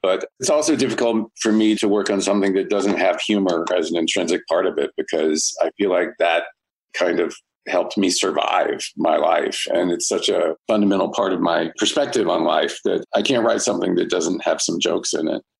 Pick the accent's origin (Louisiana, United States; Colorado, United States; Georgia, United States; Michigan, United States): Georgia, United States; Marietta; moved away as an adult; also born or lived in New York City; now in Los Angeles, United States; I went home to my hometown of Marietta, Georgia